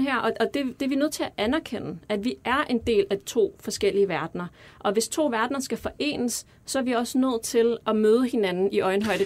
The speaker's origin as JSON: {"language": "Danish", "country": "Denmark", "tie": "born or raised there", "said": "Vi er vokset op her i Danmark, øh, kommer fra en anden kultur"}